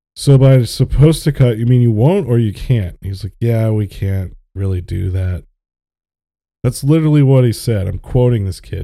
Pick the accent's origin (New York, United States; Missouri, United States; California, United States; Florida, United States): Florida, United States; I grew up in Florida